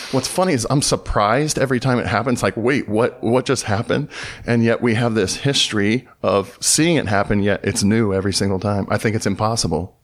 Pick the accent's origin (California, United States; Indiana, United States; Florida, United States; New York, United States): California, United States; Southern; moved away as an adult; also born or lived in Dayton, Tennessee; now in Los Angeles, United States; I grew up in Southern California